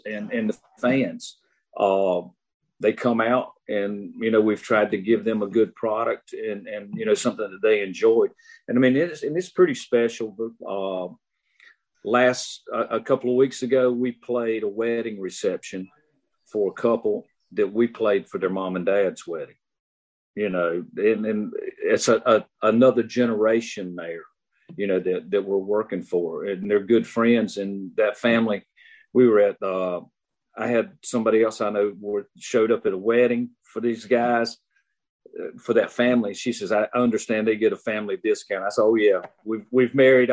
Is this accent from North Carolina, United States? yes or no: yes; Lenoir County, North Carolina, United States; I grew up in Lenoir County